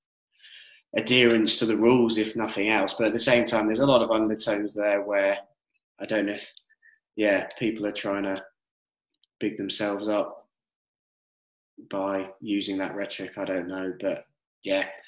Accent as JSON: {"language": "English", "country": "United Kingdom"}